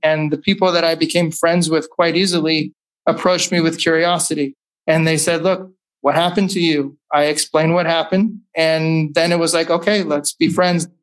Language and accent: English; California, United States; also born or lived in Chicago; growing up in California